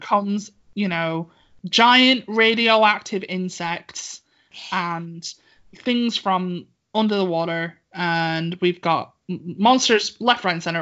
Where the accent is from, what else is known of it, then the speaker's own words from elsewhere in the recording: United Kingdom; I'm British